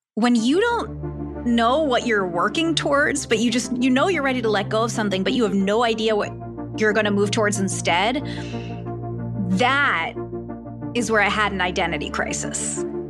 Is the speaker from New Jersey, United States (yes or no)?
no; Philadelphia, Pennsylvania, United States; moved away; back at home, I'm from Philly, three thousand miles away